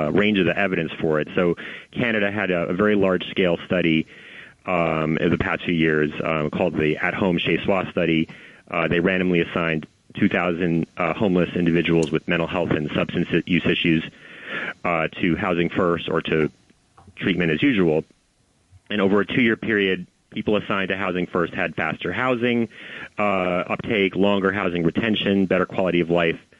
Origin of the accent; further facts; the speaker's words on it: New York City, New York, United States; I mean, I'm a New Yorker. I ride the subway every day. I've ridden the subway, you know, since I was a child.